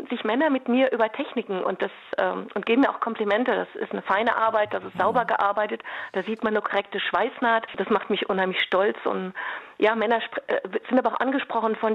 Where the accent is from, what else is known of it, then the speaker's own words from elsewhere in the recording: North Rhine-Westphalia, Germany; Also wir kommen aus dem Ruhrgebiet.